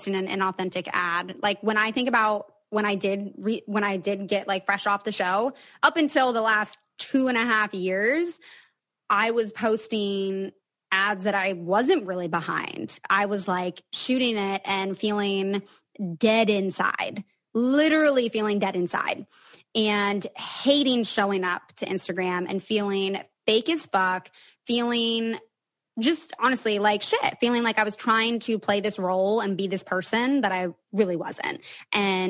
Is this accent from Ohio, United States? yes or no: no; Seattle, Washington, United States; I'm from Seattle